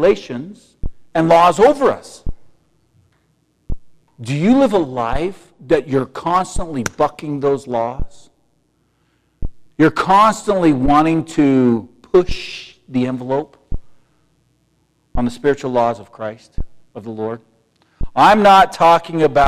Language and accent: English; United States; I was born and raised in the United States of America.